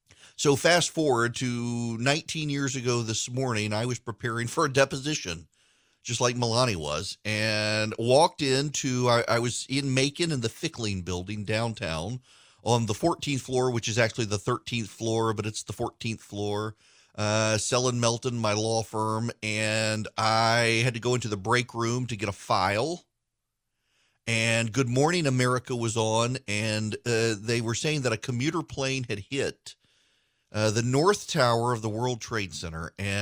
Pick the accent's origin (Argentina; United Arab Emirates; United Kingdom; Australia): United Arab Emirates; Dubai; You know, I was a kid. I grew up in Dubai.